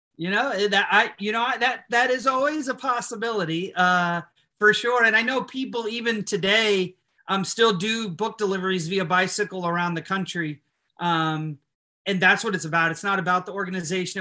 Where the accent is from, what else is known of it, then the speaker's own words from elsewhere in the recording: Illinois, United States; moved away as an adult; now in Nashville, United States; I was living in Illinois at the time